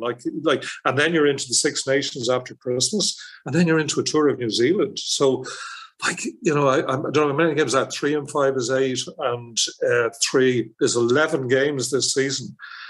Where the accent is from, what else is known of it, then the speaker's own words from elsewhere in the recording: Leeds, Yorkshire and the Humber, United Kingdom; I was brought up in Leeds. I spent my first 5 or 6 years in Leeds. My dad was English, my mum was Irish